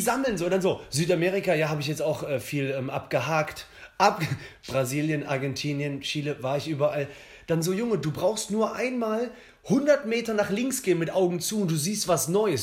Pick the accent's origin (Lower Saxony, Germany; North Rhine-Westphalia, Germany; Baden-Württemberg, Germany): North Rhine-Westphalia, Germany; Cologne; als Kölner